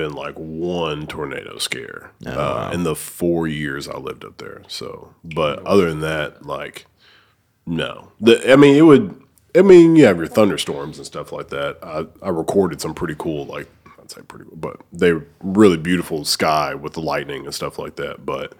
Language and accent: English; Oneonta, Alabama, United States; moved away as an adult; also born or lived in Cordova, Memphis, Tennessee; now in Memphis, United States; Northeast Alabama. It's I'm from Oneonta. It's a small town outside of like Gaston.